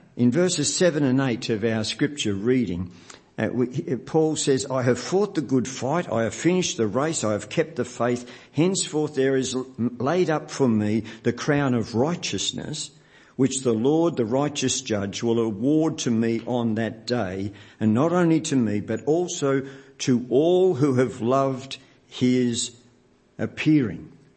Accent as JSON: {"language": "English", "town": "Melbourne", "region": "Victoria", "country": "Australia", "tie": "born or raised there", "said": "Nancy and I grew up in the West"}